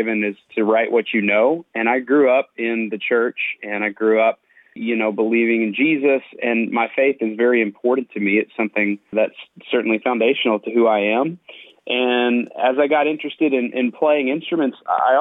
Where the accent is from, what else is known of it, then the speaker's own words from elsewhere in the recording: Lubbock, Texas, United States; now in Nashville, United States; I grew up in Lubbock, Texas, and my dad is still a pastor there